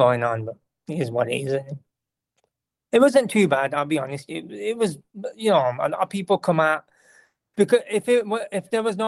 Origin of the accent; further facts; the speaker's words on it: United Kingdom; I'm a British person, because I come from a different kind of background. I don't really have gravy, like, from the Pakistani background